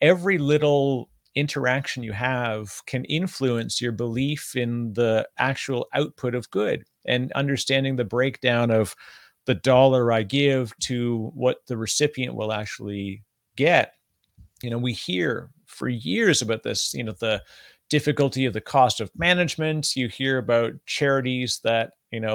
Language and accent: English; Canada; I'm Canadian